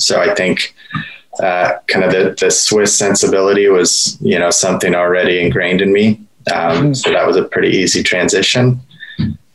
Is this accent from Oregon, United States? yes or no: yes; Portland, Oregon, United States; moved away as an adult; also born or lived in Copenhagen; now in Los Angeles, United States; So born and raised in Portland, I moved down to California for undergraduate school at Cal Poly in San Luis Obispo.